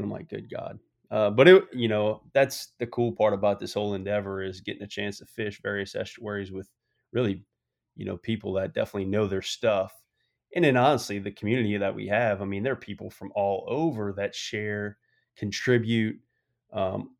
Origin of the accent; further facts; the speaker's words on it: New Orleans, Louisiana, United States; growing up in New Orleans, I was so young